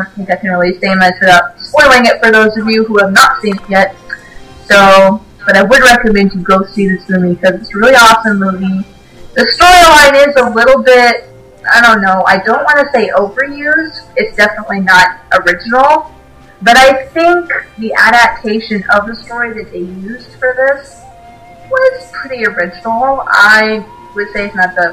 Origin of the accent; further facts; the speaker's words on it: Ireland; I am actually Irish